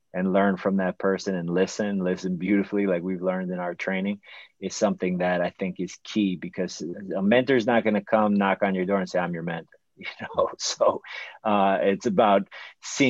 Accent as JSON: {"language": "English", "town": "Miami", "region": "Florida", "country": "United States", "tie": "born or raised there", "said": "Growing up in Miami"}